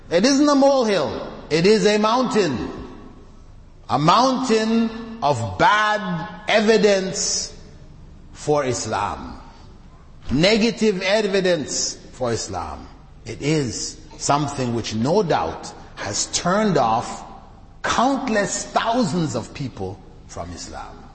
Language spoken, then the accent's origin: English; Canada; also born or lived in Jamaica; I came from the West. I grew up in Canada, born in Jamaica, grew up in Canada. So I lived in that society with that level of cleanliness.